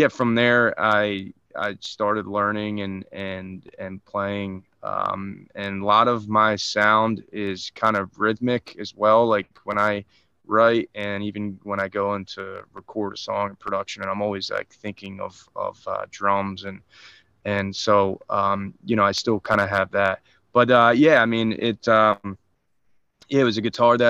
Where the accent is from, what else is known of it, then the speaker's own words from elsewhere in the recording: Wildwood, New Jersey, United States; here in my hometown, I'm actually playing in Wildwood tonight.